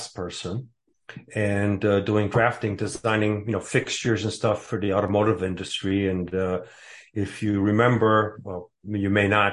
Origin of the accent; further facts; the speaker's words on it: Warren, Michigan, United States; also born or lived in Bordeaux, France; now in Cave Creek, United States; I grew up in a town called Warren, Michigan. It's a state. Originally, I was born in Bordeaux, France